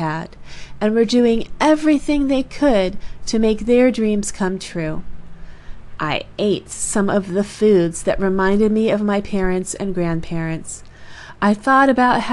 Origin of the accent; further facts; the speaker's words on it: California and New Mexico, Southwestern United States, United States; We're mostly from California and New Mexico, and I'm fourth-generation American on both sides